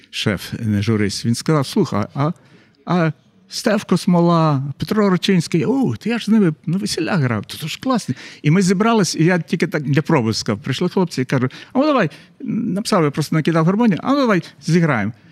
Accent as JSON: {"language": "Ukrainian", "town": "Kremenets", "region": "Ternopil Oblast", "country": "Ukraine", "tie": "born or raised there", "also_born_or_lived": "Lviv, Ukraine", "moved": "as an adult", "said": "я ж родом з Тернополя"}